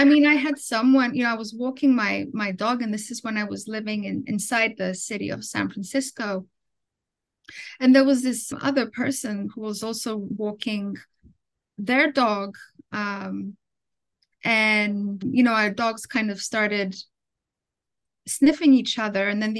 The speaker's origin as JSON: {"language": "English", "town": "Athens", "region": "Attica", "country": "Greece", "tie": "born or raised there", "also_born_or_lived": "London, United Kingdom", "moved": "as an adult", "lives_now": "United States", "said": "I was born in Athens, Greece, but my parents, because of work, they immigrated to London, in the UK. And I finished elementary school there. And then when I was 10 or 11, they immigrated back to Greece."}